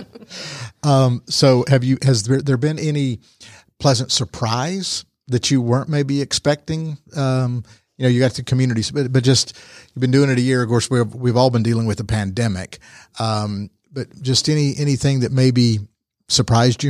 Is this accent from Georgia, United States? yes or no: yes; Rome, Georgia, United States; born and raised in Rome